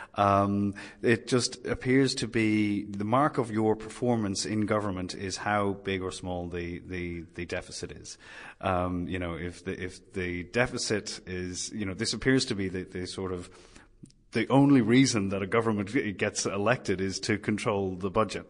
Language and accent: English; Ireland; now in Sydney, Australia; my home country, Ireland